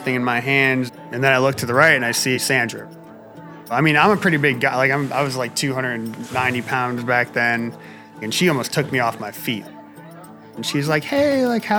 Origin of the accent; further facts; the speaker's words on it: Milford, Connecticut, United States; I'm from Milford, Connecticut